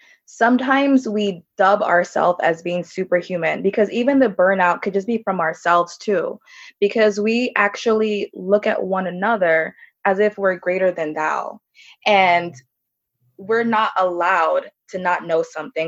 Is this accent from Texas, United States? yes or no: no; Orlando, Florida, United States; also born or lived in Jamaica; I'm from Orlando, Florida